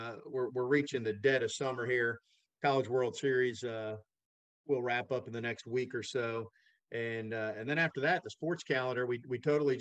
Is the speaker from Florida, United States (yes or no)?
yes; Fort Lauderdale, Florida, United States; I grew up in the Fort Lauderdale area